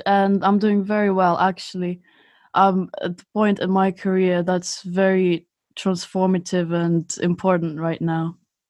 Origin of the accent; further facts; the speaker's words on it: Moscow, Russia; moved away as an adult; now in Spain; I'm actually Russian. I was born in Moscow. And about 7 years ago, I moved to Spain.